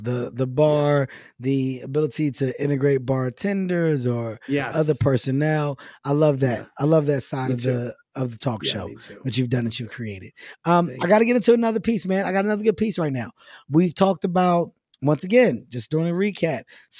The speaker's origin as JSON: {"language": "English", "town": "Philadelphia", "region": "Pennsylvania", "country": "United States", "tie": "born or raised there", "said": "And I got to experience it with my hometown friends from Philadelphia."}